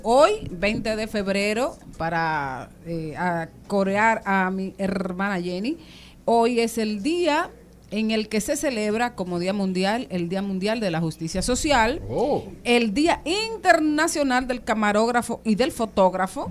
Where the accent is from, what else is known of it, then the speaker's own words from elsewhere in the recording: Monte Plata, Dominican Republic; yo que crecí en Macondo, digo en Monteplata